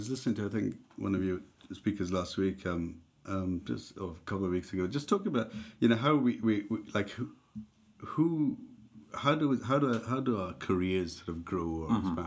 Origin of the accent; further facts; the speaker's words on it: India; moved away as an adult; also born or lived in Dundee, United Kingdom; now in United Kingdom; we grew up together in India